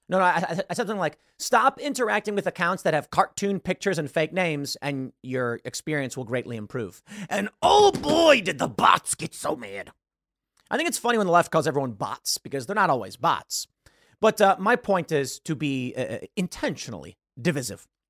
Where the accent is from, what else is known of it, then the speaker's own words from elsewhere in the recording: Chicago, Illinois, United States; I'm from Chicago. I have Chicago sensibilities